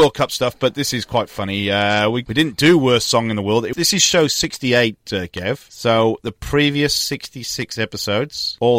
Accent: Newport, Wales, United Kingdom; moved away; My hometown, Newport.

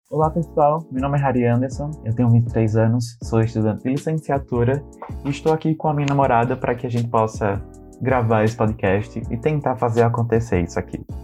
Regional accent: Northeast Region, Brazil; nós somos uhum. cristãos é, somos nordestinos

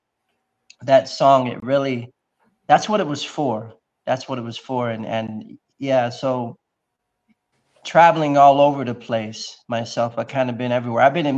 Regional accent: Ipswich, East of England, United Kingdom; So I was a military brat. I was raised in Ipswich, England

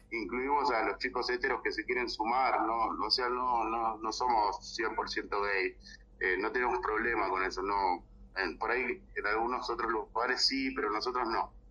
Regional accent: Argentina; yo soy argentino, vivo acá

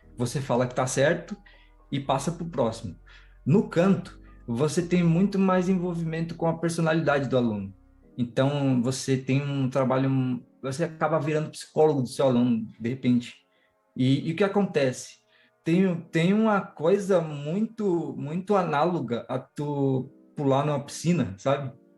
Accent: São Paulo, Brazil; Sou de São Paulo, zona sul do, do, São Paulo aqui, zona sul do zona sul do zona sul, que é Grajaú

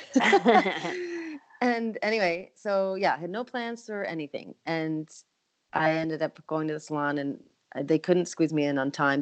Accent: Canada; moved away as an adult; now in Nashville, United States; being a Canadian living in the US

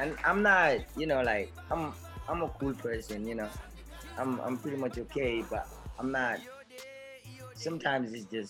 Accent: Brikama, West Coast Region, Gambia; I'm from Brikama

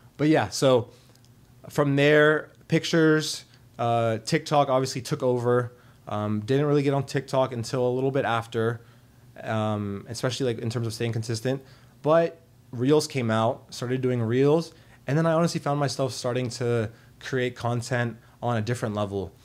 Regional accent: Arlington, Virginia, United States; also born or lived in Richmond, Virginia; I am from Arlington, Virginia. Um, I grew up there for most of my entire life

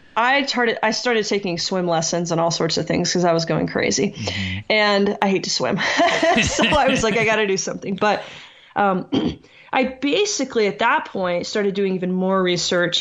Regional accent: South Texas, United States; I grew up in South Texas

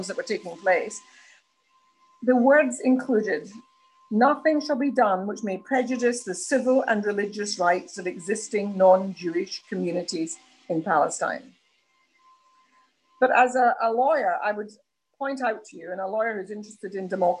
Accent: United Kingdom

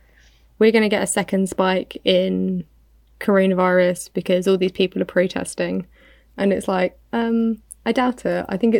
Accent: United Kingdom; I'm British.

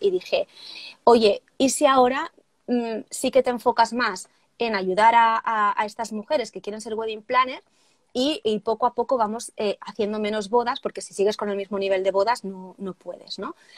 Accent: Barcelona, Catalonia, Spain; yo soy de Barcelona, de, de España

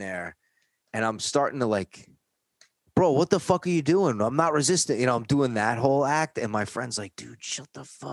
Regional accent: New York, United States; accent: New York; moved away as an adult; now in California, United States; my accent is used to be a lot thicker, New York accent. And if I get really mad, my kids and my wife will tell me it comes out more, you know, or if I'm talking to other people from New York

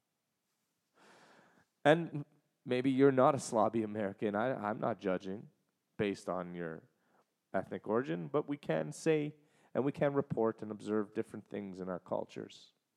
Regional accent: Canada; as a Canadian

